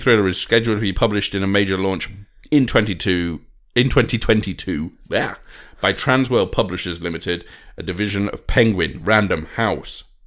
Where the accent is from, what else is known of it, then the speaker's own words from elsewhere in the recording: United Kingdom; I ain't European, I'm British